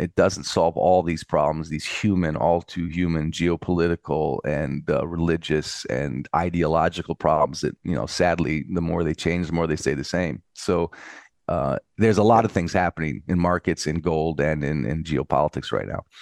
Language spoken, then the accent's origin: English; United States; now in Europe; I'm in Europe, but I'm an American